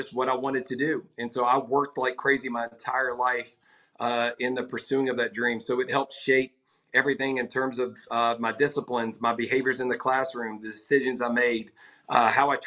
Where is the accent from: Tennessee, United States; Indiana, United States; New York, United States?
Tennessee, United States; Nashville; I'm a native, which is one of the few these days with all the move-ins, you know, from all over the country. But yeah, I'm generationally tied here.